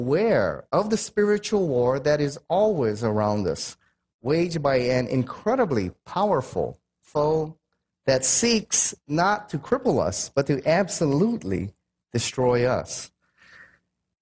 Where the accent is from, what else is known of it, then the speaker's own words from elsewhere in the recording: United States; I'm American.